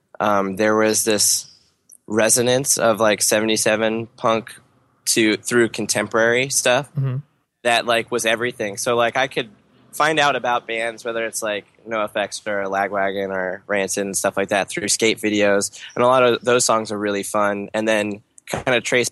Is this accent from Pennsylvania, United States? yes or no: yes; Harrisburg, Pennsylvania, United States; I grew up knowing that where I was growing up in Harrisburg was the most racist